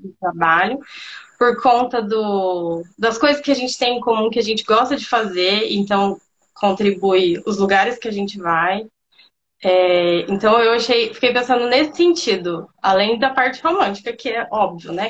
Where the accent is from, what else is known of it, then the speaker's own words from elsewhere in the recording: Londrina, Paraná, Brazil; sou aqui de Londrina